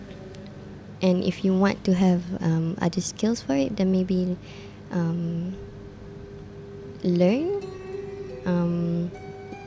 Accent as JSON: {"language": "English", "town": "Ampang Jaya", "region": "Selangor", "country": "Malaysia", "tie": "born or raised there", "said": "I was born in Ampang Puchi, so in Ampang, KL. I grew up in, basically in Ampang Jaya"}